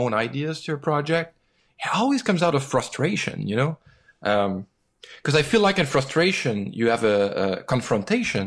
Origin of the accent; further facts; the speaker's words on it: Quebec, Canada; when you grew up in Quebec, you definitely grow up knowing that you have a special identity.